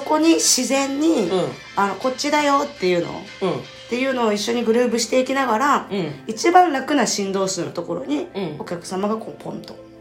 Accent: Kochi, Japan; 高知県から来ました

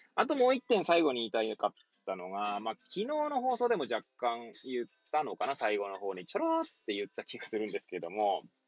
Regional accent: Hachioji, Tokyo, Japan; moved away as an adult; now in Kamaishi, Japan; 八王子生まれ、八王子育ち、東日本大震災の前年より釜石で働く

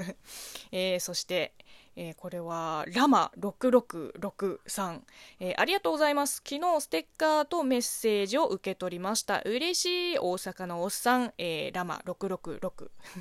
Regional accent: Zhejiang, China; Japanese is a second language; moved away as an adult; now in Japan; 私は、浙江省の出身なので、まあ、自分の地元の方言

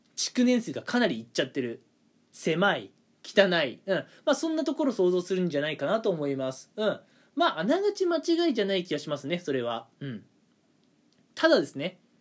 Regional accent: Toyama, Japan; now in Kanto, Japan; 地元私あの富山 の方でねまあはっきり言って田舎ですよ富山

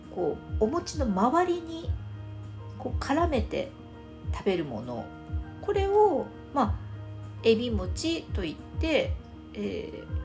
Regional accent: Fukuoka, Japan; 私は福岡出身なので

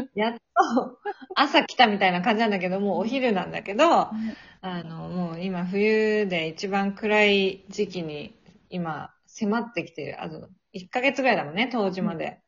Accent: Kanto, Japan; moved away as an adult; now in Sweden; なんか関東人だから雪に慣れてないんだよね

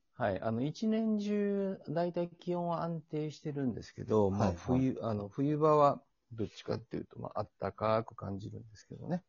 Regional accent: Suzuka, Mie, Japan; now in San Francisco, United States; 鈴鹿市出身です

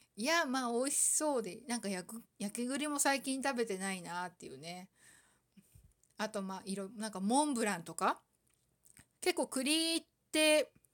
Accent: Aomori, Japan; 青森県生まれだけど

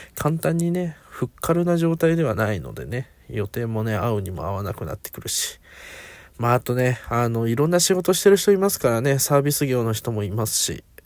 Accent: Aichi, Japan; now in Kanagawa, Japan; もともと自分は地元が愛知で

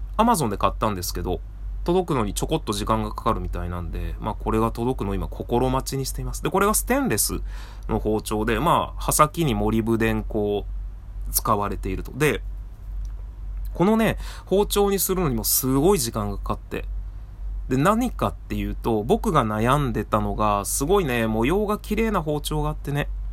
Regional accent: Seki, Gifu, Japan; 僕の出身の岐阜県の関市というところが刃物で有名な町で

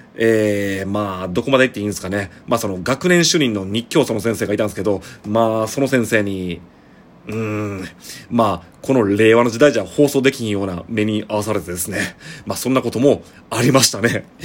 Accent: Shigaraki, Shiga, Japan; now in Kobe, Japan; 僕は出身がというか実家があるのが滋賀県信楽町っていう

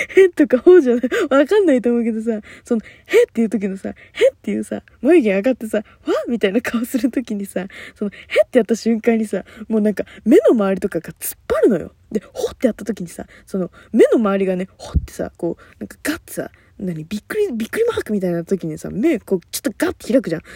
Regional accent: Kanagawa, Japan; 私の地元のところでは2ちゃんなんだけど、あの、まあ、ちゃんではね TVK ってあの神奈川テレビが流れてるんだけど

